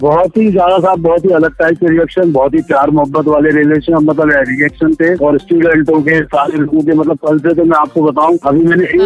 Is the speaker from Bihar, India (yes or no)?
no; Vidisha, Madhya Pradesh, India; also born or lived in Bhopal; मैं रहने वाला विदिशा का हूँ